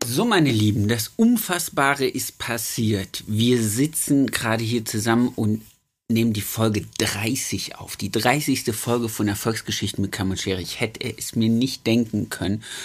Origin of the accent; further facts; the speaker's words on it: Nordhausen, Thuringia, Germany; ich komme ja aus Nordhausen am Rande des Harzes